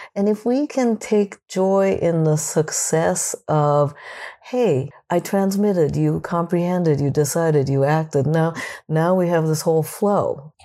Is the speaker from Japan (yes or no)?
yes; Japan; moved away; When I was a kid, I would get teased, growing up in Japan